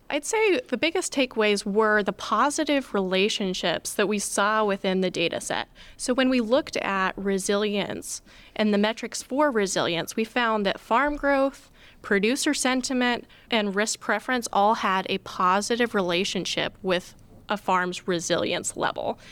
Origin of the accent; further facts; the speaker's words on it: Oregon, United States; moved away as an adult; now in West Lafayette, United States; originally I'm from Out'n Oregon. I grew up on a farm